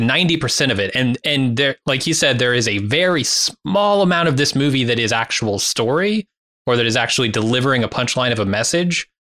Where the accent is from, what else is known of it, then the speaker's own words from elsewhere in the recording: United States; I'm American